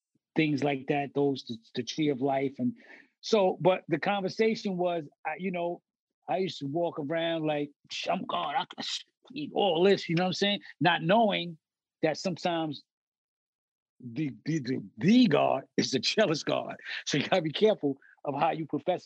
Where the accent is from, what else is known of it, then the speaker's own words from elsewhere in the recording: New York City, New York, United States; We was like the forgotten borough or this far out there